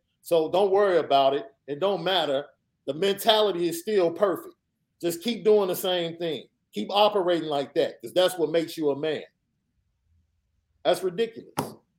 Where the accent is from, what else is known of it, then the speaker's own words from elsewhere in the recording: Chicago, Illinois, United States; Guns were barely even present when I grew up in Chicago.